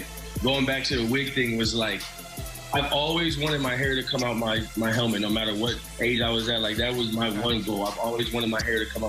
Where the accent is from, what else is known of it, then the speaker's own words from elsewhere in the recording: St. Louis, Missouri, United States; Steven Jackson was like my idol growing up in St. Louis.